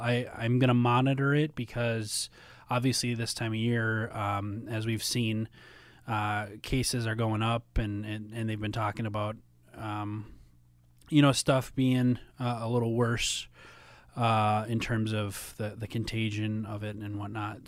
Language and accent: English; Minnesota, United States; also born or lived in Tennessee; now in Chicago, United States; growing up in Minnesota